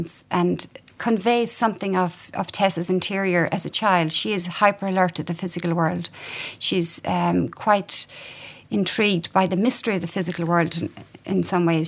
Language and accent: English; Ireland; everyone growing up in Ireland